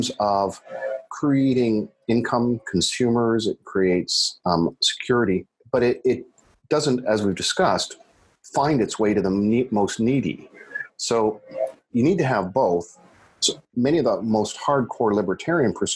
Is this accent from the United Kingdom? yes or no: no; Canada; being a Canadian